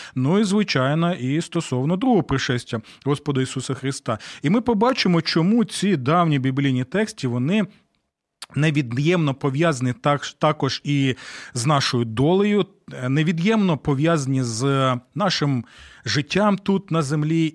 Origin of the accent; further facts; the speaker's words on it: Ukraine; у нас в Україні